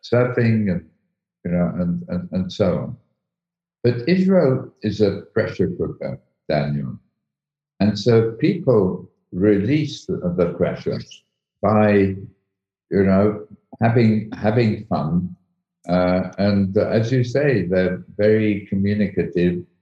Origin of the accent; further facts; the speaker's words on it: United Kingdom; accent: British; also born or lived in Egypt; I'm British, as my accent shows